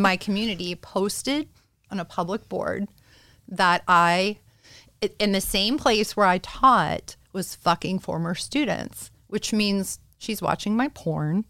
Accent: Pittsburgh, Pennsylvania, United States; I am from Pittsburgh and I live in this like suburban bubble of hell

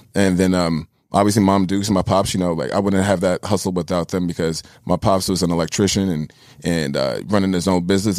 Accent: New York City, New York, United States; I'm born and raised in New York

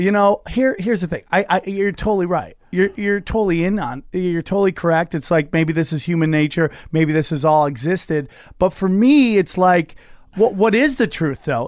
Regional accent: Cortland, New York, United States; moved away; also born or lived in Las Vegas / Los Angeles; Outside Syracuse, a place called Cortland, New York

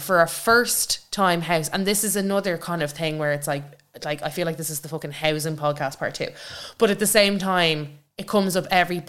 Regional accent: Longford, Leinster, Ireland; I'd like to also buy a house in Longford, like, where I grew up.

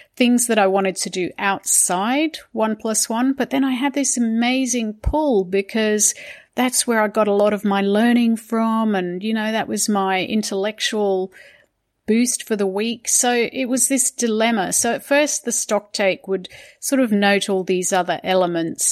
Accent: Hong Kong; now in Sydney, Australia; I grew up in Hong Kong

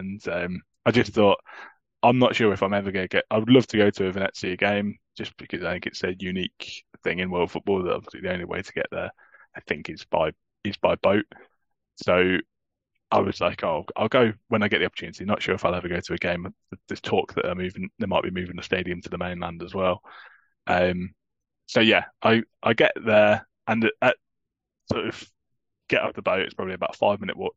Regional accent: England, United Kingdom; I'm obviously an English Torino fan

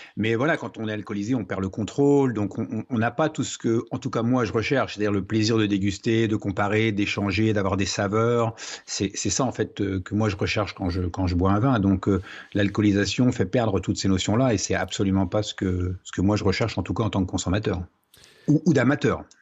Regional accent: Troyes, Grand Est, France; also born or lived in Marne valley; Je suis né à Troyes, dans l'Aube, donc euh, pays du Champagne.

